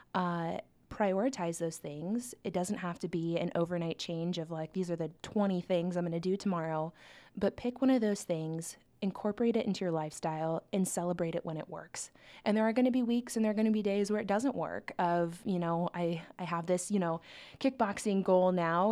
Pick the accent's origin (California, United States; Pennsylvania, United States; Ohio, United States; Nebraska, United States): Nebraska, United States; Omaha; also born or lived in Lincoln, Nebraska; I grew up in Omaha, Nebraska. So I've, I've lived in Nebraska uh, my whole life